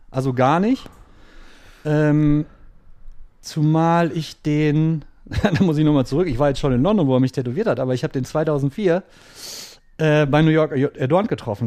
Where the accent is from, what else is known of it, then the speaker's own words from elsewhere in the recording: Ruhr area, North Rhine-Westphalia, Germany; moved away; ich komme ja selber aus dem Ruhrpott oder habe damals im Ruhrpott gelebt